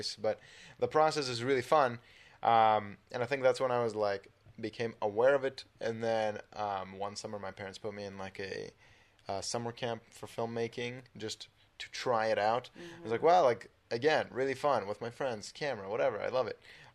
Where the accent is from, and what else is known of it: Bay Area, California, United States; born or raised there; moved away as an adult; also born or lived in Israel / Orange County; now in Los Angeles, United States